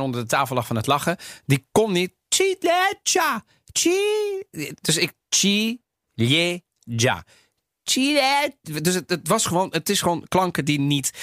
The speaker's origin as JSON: {"language": "Dutch", "country": "Netherlands", "tie": "born or raised there", "also_born_or_lived": "Sardinia (family origin)", "said": "Ik ben opgegroeid in Nederland"}